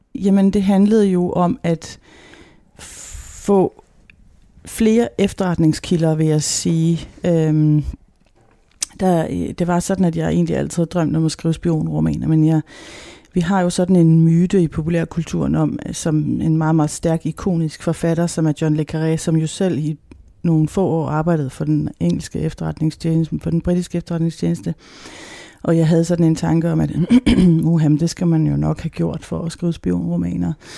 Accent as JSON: {"language": "Danish", "country": "Denmark", "said": "vi som danskere"}